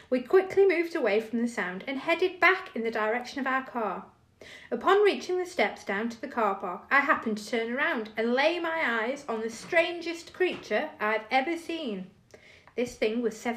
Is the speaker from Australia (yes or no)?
no; Staffordshire, West Midlands, United Kingdom; growing up in Staffordshire